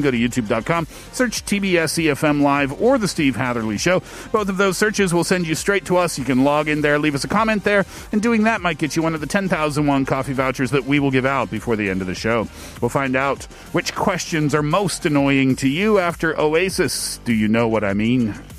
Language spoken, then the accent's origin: English; Canada; I'm Canadian